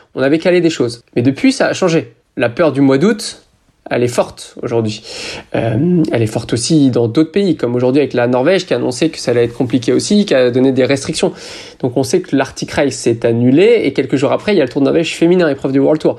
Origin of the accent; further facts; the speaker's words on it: France; je suis français